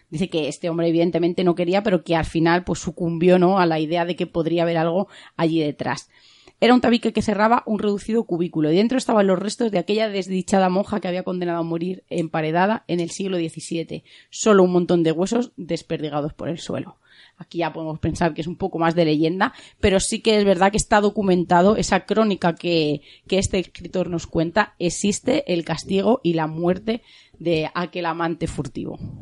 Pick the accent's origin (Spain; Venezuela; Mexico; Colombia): Spain